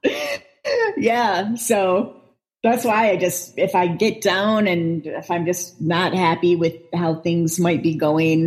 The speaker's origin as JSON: {"language": "English", "town": "Flint", "region": "Michigan", "country": "United States", "tie": "born or raised there", "moved": "yes", "said": "I'm born and raised in Flint."}